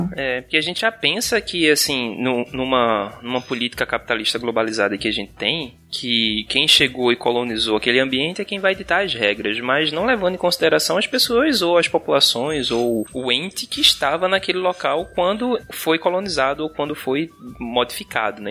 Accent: Recife, Pernambuco, Brazil; Eu sou do Pina e as comunidades ao redor aqui também do Pina

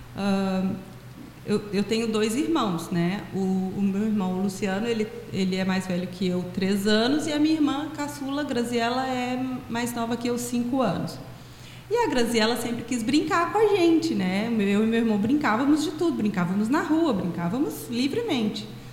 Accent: Brazil; no nosso país, especialmente eu, né, lá no meu estado

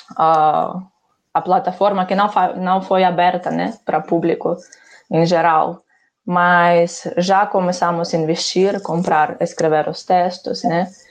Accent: Ukraine; Portuguese is a second language; moved away as an adult; also born or lived in Barcelona, Spain; now in Brazil; sou ucraniana. Uh, aqui estou no Brasil há quase sete anos. Por isso, não julga-me muito forte pelo meu sotaque.

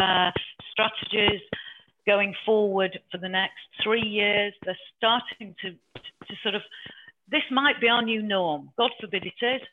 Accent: Yorkshire and the Humber, United Kingdom; I'm from Yorkshire

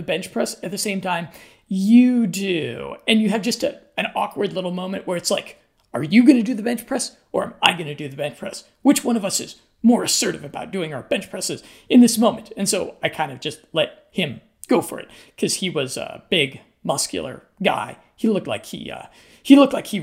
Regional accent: Colorado, United States; moved away; I'm from Colorado in the United States.

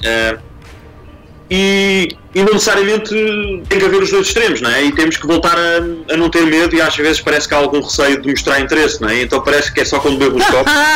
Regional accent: Lisbon, Portugal; sou lisboeta

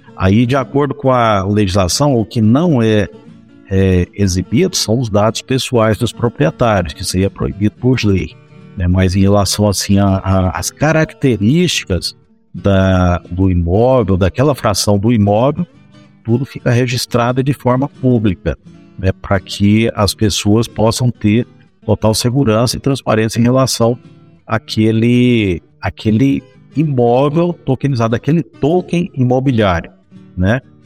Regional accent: Goiás, Brazil; eu sou goiano original, goianão mesmo e com a goianidade no sangue também

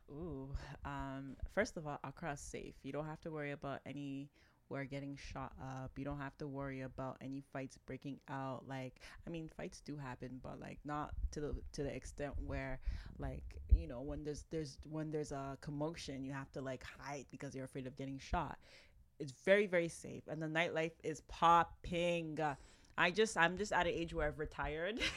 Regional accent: Toronto, Ontario, Canada; moved away as an adult; now in Ghana; born and raised in Canada. Lived my whole life in Toronto. Toronto, to be exact.

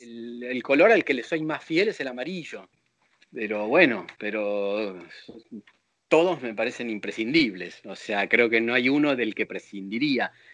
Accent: Buenos Aires, Argentina; moved away as an adult; now in Paris, France; nací en Buenos Aires. En, Capital. En, Capital, sí, en 1964. Y crecí en Buenos Aires y viví en Buenos Aires hasta que vine a París

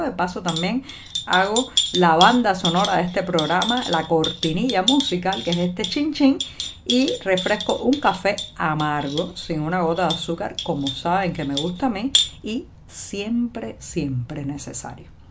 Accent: Cuba; cubana, periodista, ciudadana

